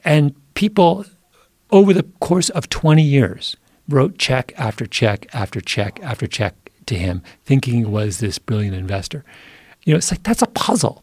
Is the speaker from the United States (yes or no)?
no; Southwest Ontario, Canada; moved away; my little hometown in Southwest Ontario, sleepy, you know, farm country